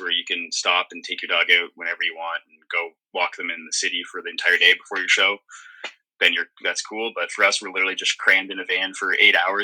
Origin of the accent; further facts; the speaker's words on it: Midland, Ontario, Canada; also born or lived in Toronto; growing up in Midland, we all had different jobs. My parents owned a restaurant called McBee's in our hometown